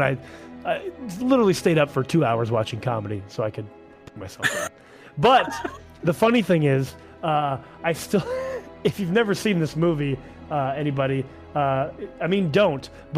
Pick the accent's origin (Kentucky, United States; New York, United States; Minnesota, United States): Minnesota, United States; Duluth; I grew up in Duluth, Minnesota